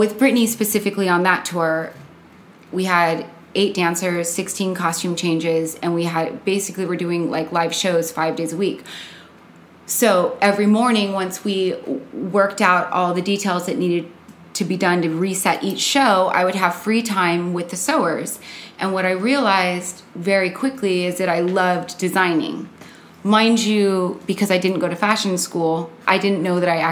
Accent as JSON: {"language": "English", "town": "Costa Mesa", "region": "California", "country": "United States", "tie": "born or raised there", "moved": "as an adult", "lives_now": "Los Angeles, United States", "said": "I'm from Orange County. I grew up in Costa Mesa."}